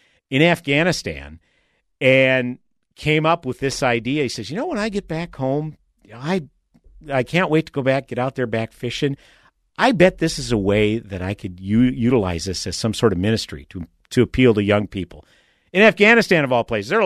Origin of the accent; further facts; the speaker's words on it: Saint Paul, Minnesota, United States; when I was a kid growing up in St. Paul, grew up in an urban area